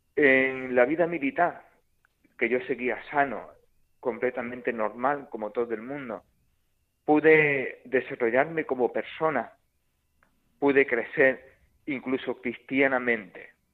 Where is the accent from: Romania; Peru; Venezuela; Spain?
Spain; Córdoba, Andalusia; mil y pico kilómetros de mi tierra, de Córdoba